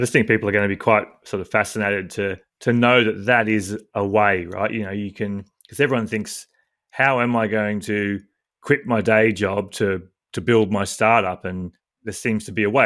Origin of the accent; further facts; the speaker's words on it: Australia; being an Australian male